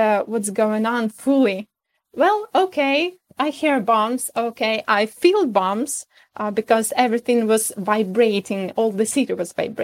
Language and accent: English; Kyiv, Ukraine; English is a second language; I'm from Kyiv, and all my family always been living here, about 7 generations of our family